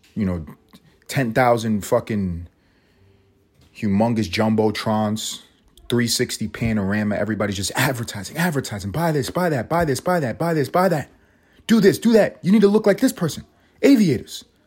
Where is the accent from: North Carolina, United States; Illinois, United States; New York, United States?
New York, United States; New York City; I grew up in New York City.